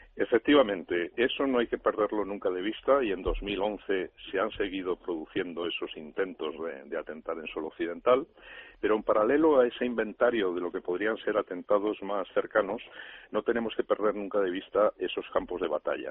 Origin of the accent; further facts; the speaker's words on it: Spain; nosotros, como españoles